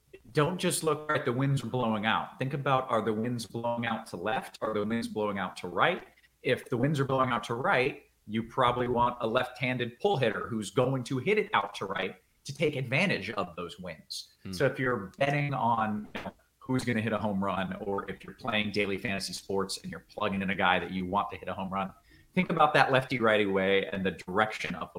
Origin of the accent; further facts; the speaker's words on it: Tampa, Florida, United States; also born or lived in Dallas, Texas; now in Houston, United States; I grew up in Florida